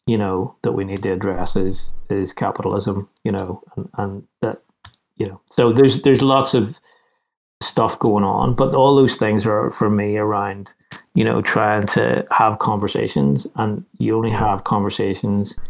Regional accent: Northern Ireland, United Kingdom; I grew up in Northern Ireland

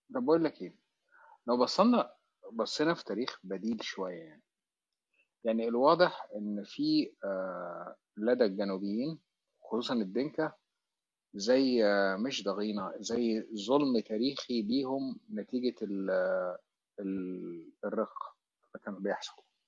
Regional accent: Egypt

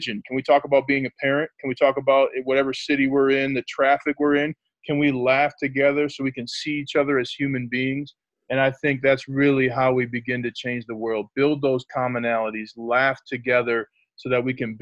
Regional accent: St. Paul, Minnesota, United States; also born or lived in Notre Dame, Indiana; now in Denver, United States; I'm from the Twin Cities, St. Paul, Minnesota

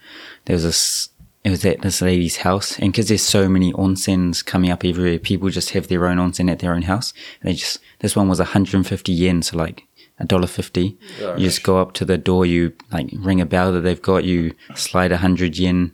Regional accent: Rotorua, Bay of Plenty, New Zealand; also born or lived in Fukushima; now in Fukuoka, Japan; it's the sister city to Rotorua, where I'm from.

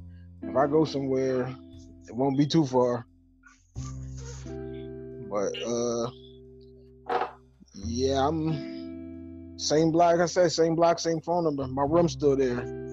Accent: Philadelphia, Pennsylvania, United States; Philly. South Philly.

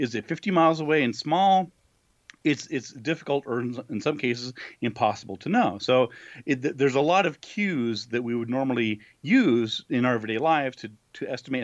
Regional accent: New Mexico, United States; also born or lived in Buffalo; my home state of New Mexico

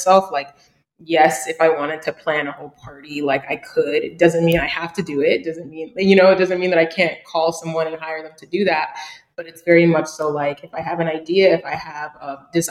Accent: New York City, New York, United States; also born or lived in Brooklyn, New York / Massachusetts; My hometown is Queens, New York, and I just moved to Brooklyn.

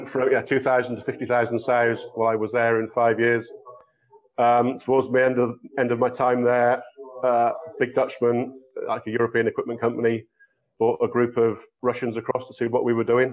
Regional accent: England, United Kingdom; moved away as an adult; Growing up in England

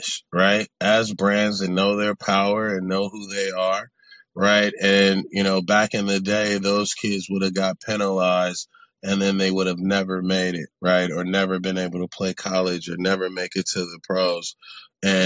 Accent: Los Angeles, California, United States; I come from South Central Los Angeles, and then I went to a private school in Santa Monica

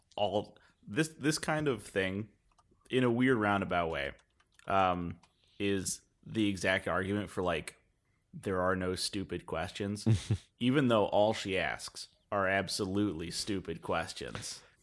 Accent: United States; us being American

